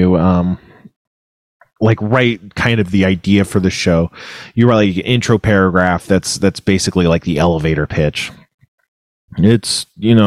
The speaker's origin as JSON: {"language": "English", "area": "Ventura County", "region": "California", "country": "United States", "tie": "born or raised there", "said": "the blizzard warning was for Ventura County, which is where I'm from. So I went like there, you know, my hometown"}